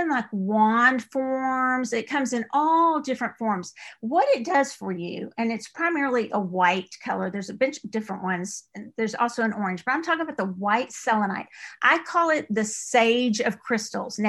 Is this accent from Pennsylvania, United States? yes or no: no; East Texas, United States; accent: East Texas; my East Texas accent